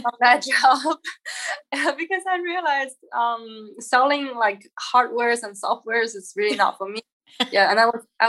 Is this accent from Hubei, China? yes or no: no; Shanghai, China; moved away as an adult; also born or lived in Xi'an, China; now in Sitges, Spain; So I was born and raised in Xi'an, and then I went to Shanghai with my family around age of 11 to 17. Yeah. So Shanghai feels more like home.